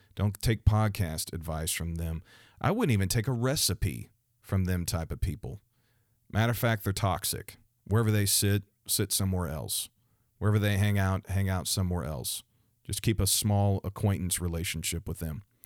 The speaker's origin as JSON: {"language": "English", "region": "Missouri", "country": "United States", "tie": "born or raised there", "said": "the state of Missouri, my home state"}